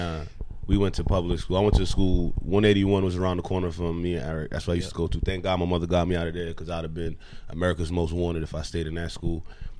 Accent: New York City, New York, United States; that was my fucking other form of Flatbush stomping grounds. We live by a church in Nordstrom, now known as Bob Marley Boulevard.

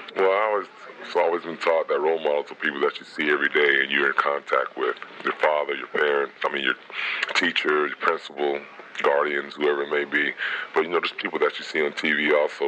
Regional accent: Virginia Beach, Virginia, United States; I'm from Virginia Beach, Virginia.

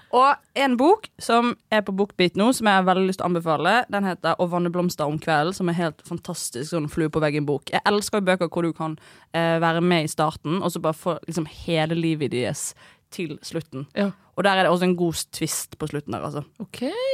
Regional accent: Bergen, Vestland, Norway; jeg er fra Loddefjord.

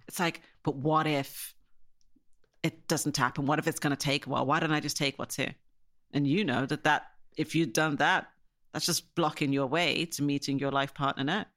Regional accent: Ireland; now in Surrey, United Kingdom; when you were a black kid growing up in Ireland

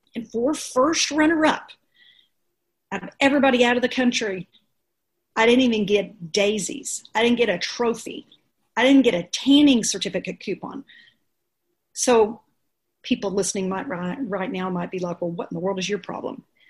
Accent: Dallas, Texas, United States; I'm from Dallas

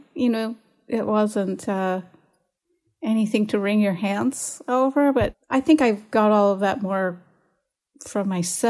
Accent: Philadelphia area, New Jersey, United States; moved away as an adult; now in Eureka, United States; I'm from New Jersey in the Philadelphia area. So Philadelphia was moving to the close big city when I moved there. I'm not technically from. You know, I didn't grow up in the city of Philadelphia, but that's my region

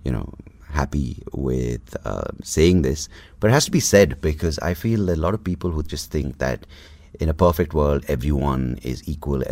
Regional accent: Bangalore, Karnataka, India; also born or lived in Mangalore; I'm from South Canada, I'm Bangalorean. So Bangalore, Mangalore Brahmin

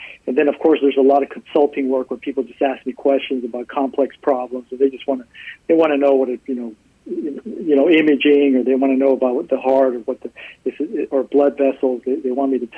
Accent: South Texas, United States; also born or lived in Dallas / Houston; I grew up in South Texas. I swore never to come back here, and I ended up back here

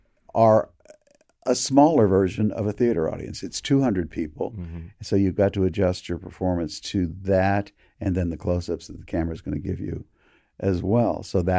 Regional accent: Sarasota, Florida, United States; born there; I was born in Sarasota, but literally 3 weeks.

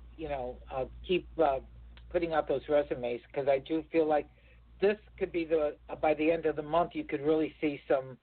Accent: Chicago, Illinois, United States; I'm a girl from Chicago

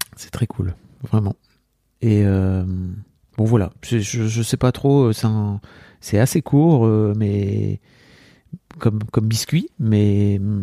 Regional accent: the North, France; J'ai grandi dans le Nord.

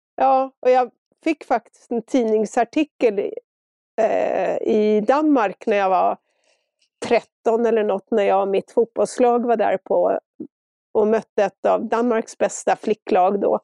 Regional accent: Stockholm, Stockholm County, Sweden; moved away as an adult; now in Engelsfors, Sweden; efter att ha bott i Stock Stockholm precis hela mitt liv

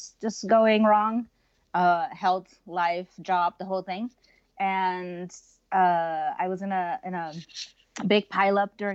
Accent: Netherlands; moved away; I was born and raised in Holland, the Netherlands

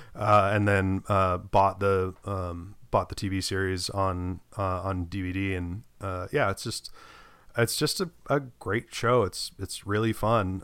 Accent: United States; as an American

